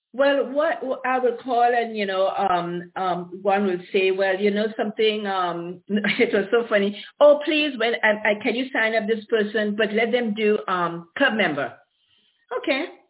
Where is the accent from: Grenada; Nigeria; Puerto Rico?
Grenada; born or raised there; also born or lived in Aruba / Caribbean; now in Ontario, California, United States